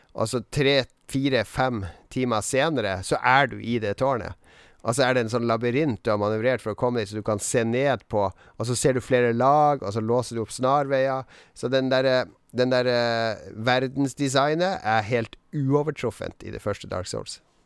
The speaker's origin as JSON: {"language": "Norwegian", "town": "Harstad", "region": "Troms", "country": "Norway", "moved": "yes", "said": "når jeg var hjemme i Harstad"}